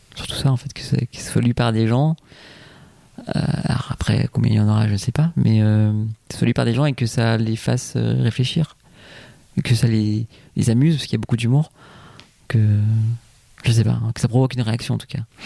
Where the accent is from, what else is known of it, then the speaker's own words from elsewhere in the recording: Martinique; moved away; je me suis inspiré un peu de mon enfance en Martinique